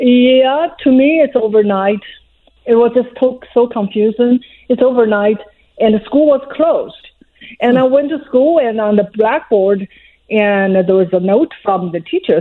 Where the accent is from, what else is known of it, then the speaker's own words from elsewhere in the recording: China; English is a second language; moved away as an adult; now in United States; I was born in China, in Mao's China